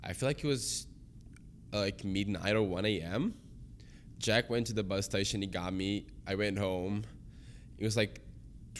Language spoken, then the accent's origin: English; Portugal; now in Canada; I grew up there